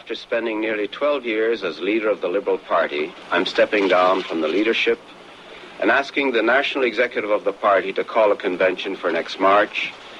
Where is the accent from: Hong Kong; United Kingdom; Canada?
Canada; Quebec; Born and raised in Quebec